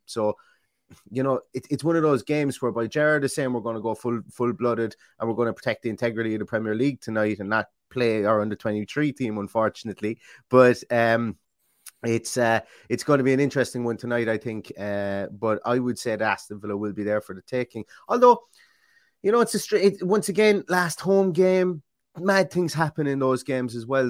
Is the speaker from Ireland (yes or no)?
yes; Ireland; you can tell I'm Irish